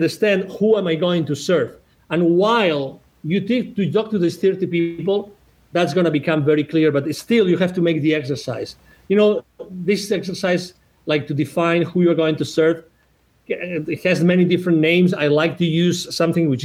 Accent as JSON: {"language": "English", "area": "1 hour from Barcelona", "region": "Catalonia", "country": "Spain", "tie": "born or raised there", "also_born_or_lived": "United States", "second_language": "English", "moved": "as an adult", "said": "I'm originally from Spain. I was born 1 hour away from Barcelona."}